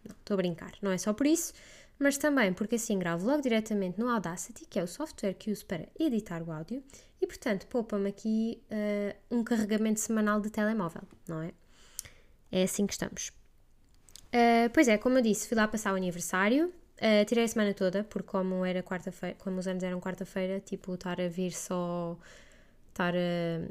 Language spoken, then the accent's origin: Portuguese; Portugal; first language Portuguese; moved away as an adult; voltar àquela que é verdadeiramente a minha língua mãe